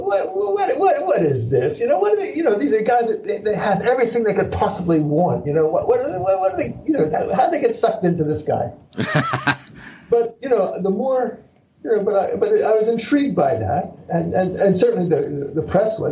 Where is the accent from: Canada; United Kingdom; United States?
United States; Philadelphia, Pennsylvania; I was born in Philadelphia. I'm a Philly dog